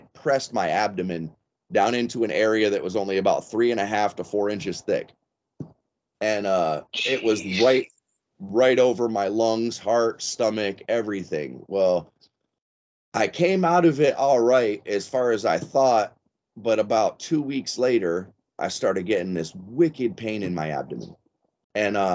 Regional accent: Florida, United States; I grew up in Florida.

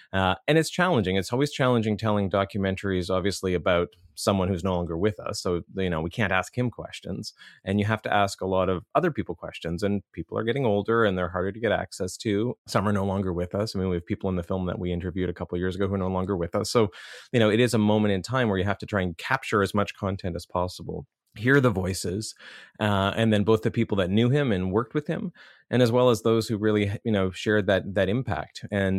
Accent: Rothesay, New Brunswick, Canada; Yeah, I grew up in just outside of St. John, New Brunswick, a town called Rosse.

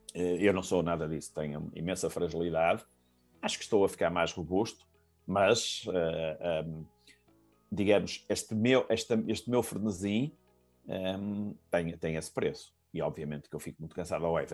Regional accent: Porto, Norte, Portugal; eu sou do Porto

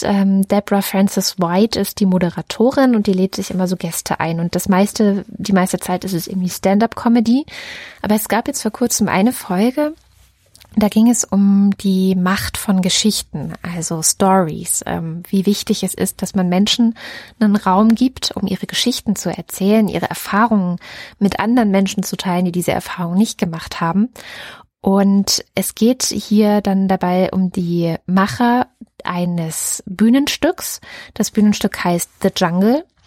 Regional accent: Baden-Württemberg, Germany; in Baden-Württemberg zur Schule gegangen

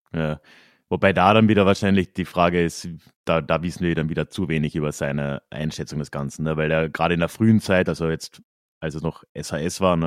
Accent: Carinthia, Austria; ich bin halt in Kärnten aufgewachsen

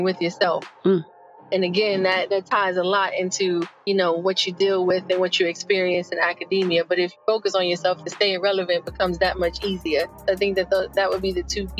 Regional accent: New York City, New York, United States; moved away as an adult; also born or lived in North Carolina / Washington, D.C.; I am originally from the Bronx, New York

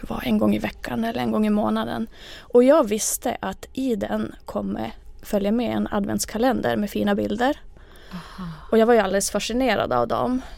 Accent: Kalajoki, North Ostrobothnia, Finland; first language Finnish; Swedish is a second language; moved away as an adult; now in Umeå, Sweden; Jag är ursprungligen från eh, Kalajoki i Finland, där jag mm. föddes.

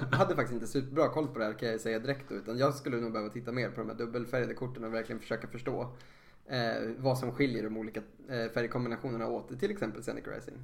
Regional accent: Sweden; som svensk och känner att nu är det vårat arv

